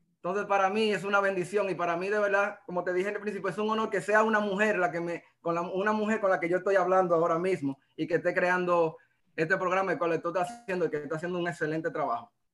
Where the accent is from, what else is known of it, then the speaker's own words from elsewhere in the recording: La Vega, Dominican Republic; soy dominicano, soy de La Vega